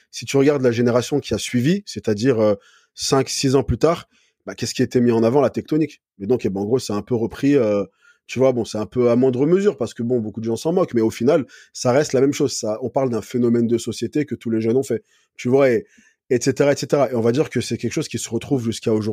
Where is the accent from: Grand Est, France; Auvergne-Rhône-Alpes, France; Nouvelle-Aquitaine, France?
Auvergne-Rhône-Alpes, France; Valence; also born or lived in Paris / Montpellier / United States / Lyon; Alors, de base, je suis de Paris, mais après, j'ai grandi dans le sud, donc vers Valence. ce qui est côté Grenoble, Lyon, enfin, ce secteur-là. Puis après, j'étais à Montpellier, je suis remonté à Paris, j'ai vécu aux États-Unis, à Lyon.